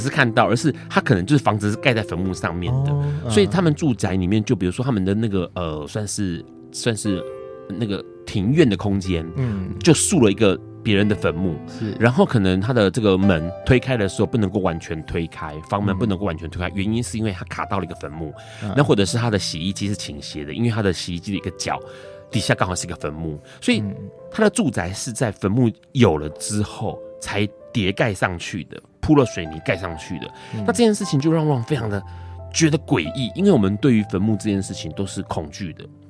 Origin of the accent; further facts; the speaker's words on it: Tainan, Taiwan; 我不是高雄人，我是台南人。